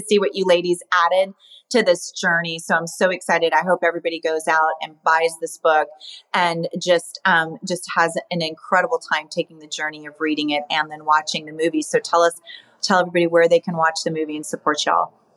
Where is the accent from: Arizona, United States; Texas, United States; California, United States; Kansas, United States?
Arizona, United States; moved away; I loved going back to my hometown